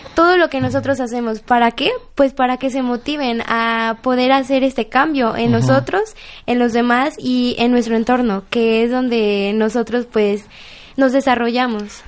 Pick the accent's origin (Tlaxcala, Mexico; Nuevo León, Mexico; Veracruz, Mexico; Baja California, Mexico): Tlaxcala, Mexico; Apizaco; Yo soy de Apizaco